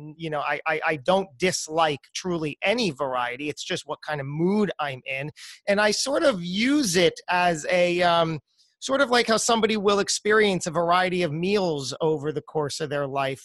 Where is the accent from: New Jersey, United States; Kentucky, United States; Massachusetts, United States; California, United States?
New Jersey, United States; moved away as an adult; also born or lived in New York; I was born and raised in New Jersey